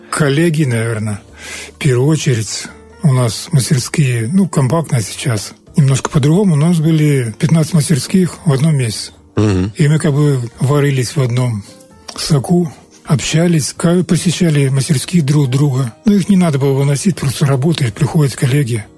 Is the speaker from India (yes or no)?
no; an Old Believer village near here, Transnistria, Moldova; Я родился в Старобрядском селе, недалеко здесь.